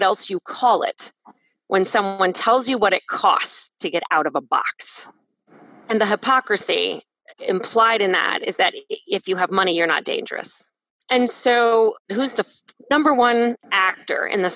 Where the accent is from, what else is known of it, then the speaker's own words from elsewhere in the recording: Canton, Ohio, United States; in my hometown, 24% of people in Canton identify themselves as Black